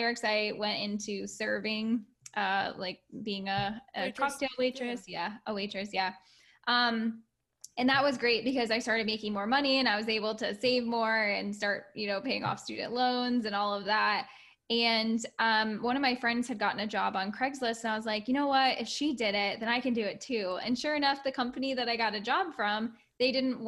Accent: Florida, United States; also born or lived in Orlando, Florida; I was raised in Florida, then moved up to Orlando, the Orlando area

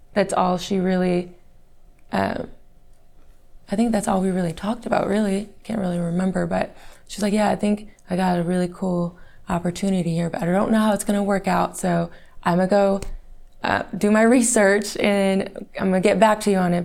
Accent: Fort Worth, Texas, United States; I was born in Fort Worth, Texas

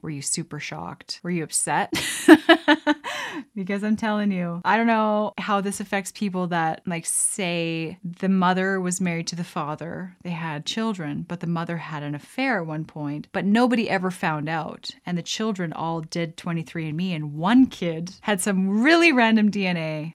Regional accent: Canada; as a Canadian

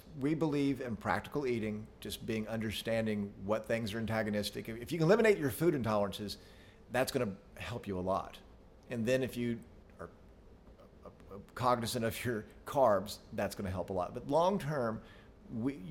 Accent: Arkansas, United States; we're from Arkansas. For y'all that don't know where we're from, it's one of the less expensive places to live

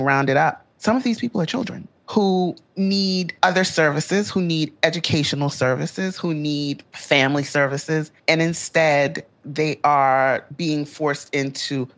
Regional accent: Louisiana, United States; my home state of Louisiana

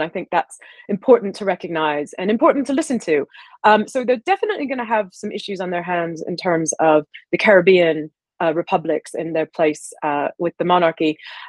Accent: Deep South, United States; moved away as an adult; also born or lived in Ohio / Dalton, Georgia / Tennessee; now in United Kingdom; Well, I grew up in, I was born in Ohio and I grew up in the Deep South.

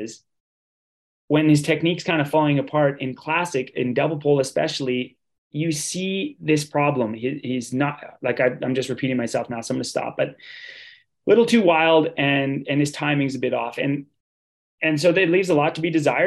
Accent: Canada; as a Canadian

